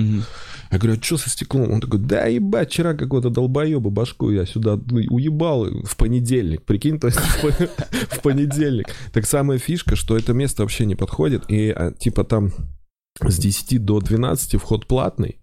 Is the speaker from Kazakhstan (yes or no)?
yes; Oral, West Kazakhstan Region, Kazakhstan; moved away; also born or lived in Saint Petersburg; Я был в этом году в родном городе, в Уральске